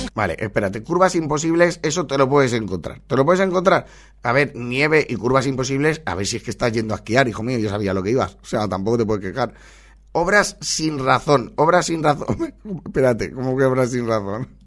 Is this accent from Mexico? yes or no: no; Valencia, Valencian Community, Spain; soy de Valencia